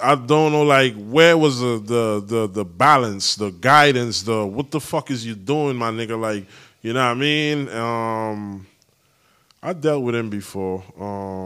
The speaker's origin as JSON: {"language": "English", "country": "U.S. Virgin Islands", "tie": "born or raised there", "also_born_or_lived": "California", "accent": "island accent", "moved": "yes", "said": "The U.S. Virgin Islands, shout out my hometown"}